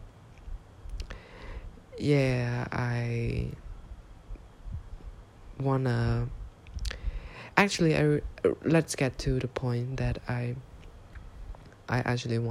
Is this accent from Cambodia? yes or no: yes; Cambodia; English is a second language; I am from Cambodia.